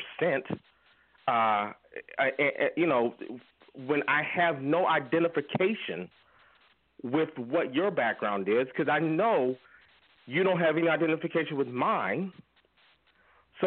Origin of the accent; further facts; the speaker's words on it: United States; I was born here